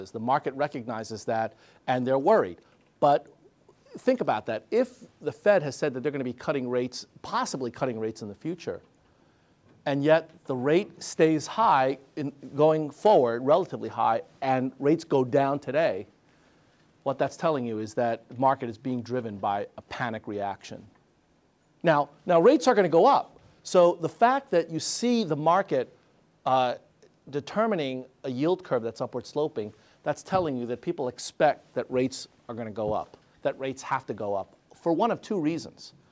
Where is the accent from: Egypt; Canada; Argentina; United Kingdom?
Argentina; I'm I'm from Argentina, right?